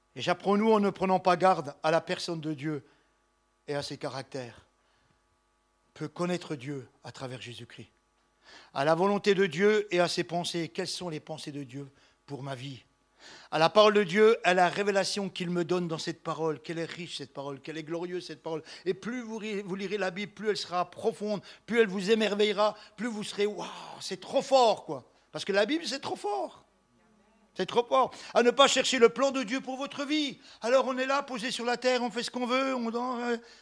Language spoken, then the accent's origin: French; Besançon, Bourgogne-Franche-Comté, France; Besançon, ma ville natale